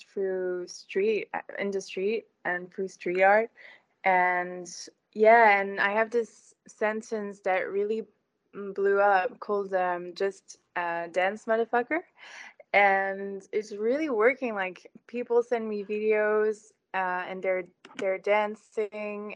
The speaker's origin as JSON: {"language": "English", "town": "Brussels", "region": "Brussels-Capital Region", "country": "Belgium", "tie": "born or raised there", "also_born_or_lived": "Los Angeles, United States", "moved": "yes", "lives_now": "Paris, France", "said": "I was born in Brussels. I went to art school here. I grew up here and in Paris too"}